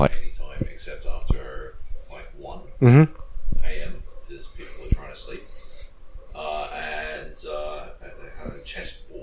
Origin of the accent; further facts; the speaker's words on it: Australia; we're the Aussie contingent